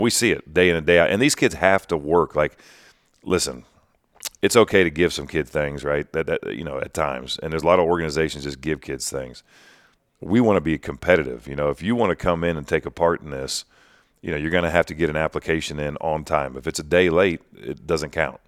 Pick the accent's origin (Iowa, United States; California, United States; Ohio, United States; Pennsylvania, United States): Ohio, United States; Greenville; I was born and raised in West Central Ohio